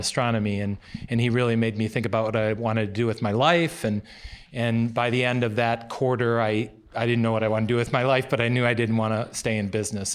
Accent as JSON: {"language": "English", "country": "United States", "tie": "born or raised there", "also_born_or_lived": "Chicago, Illinois", "said": "I was born in Chicago and, uh, but I moved to a small town near Wisconsin."}